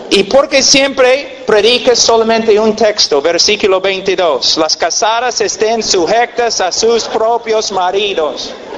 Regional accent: United States; Spanish is a second language; also born or lived in Peru; yo nací en un rancho en los Estados Unidos, nosotros criábamos caballos y vacas y un rancho

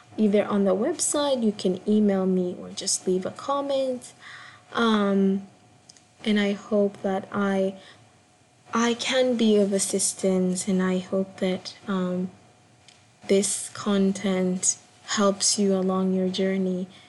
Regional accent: Kenya; I'm a Kenyan born performance artist

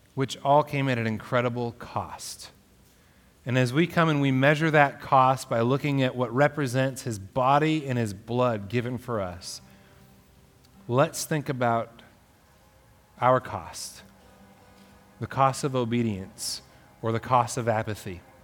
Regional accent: Alaska, United States; moved away; my hometown in alaska

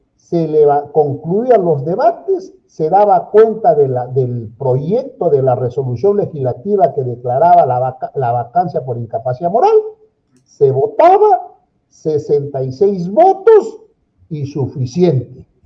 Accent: Peru; como todo peruano

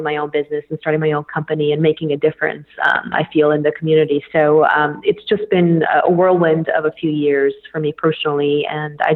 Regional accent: Bulgaria; moved away as an adult; also born or lived in St. Louis, United States; now in United States; I was born and raised in Bulgaria

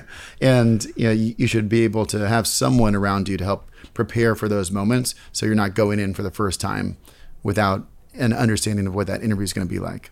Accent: San Francisco, California, United States; now in New York City, United States; I'm originally from the Bay Area, San Francisco

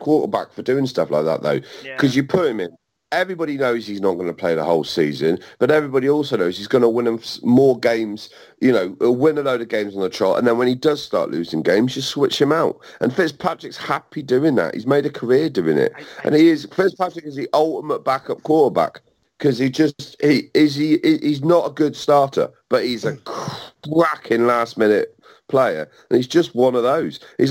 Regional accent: Cornwall, South West England, United Kingdom; I'm from Cornwall

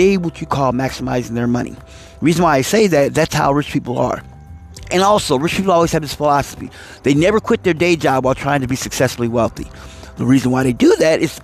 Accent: East Coast, United States; now in West Coast, United States; I'm a person from the East Coast, so I'm used to Hellman's, but I'm on the West Coast

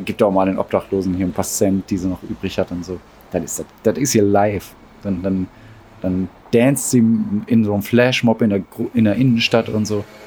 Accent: Ruhr area, North Rhine-Westphalia, Germany; Aufgewachsen im Ruhrgebiet wurden wir zu dem, was wir heute sind

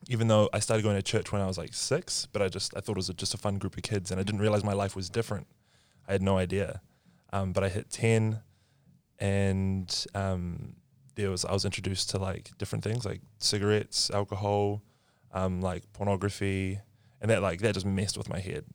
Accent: New Zealand; I'm from New Zealand

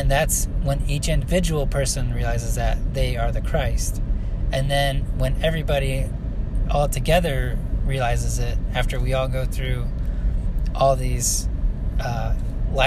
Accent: central Illinois, United States; I grew up in central Illinois

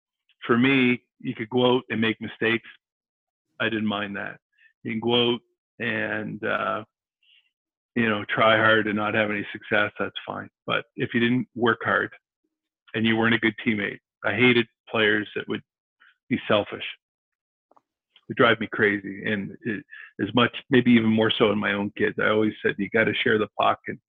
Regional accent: Halifax, Nova Scotia, Canada; I grew up in Halifax, played for Halifax Minor

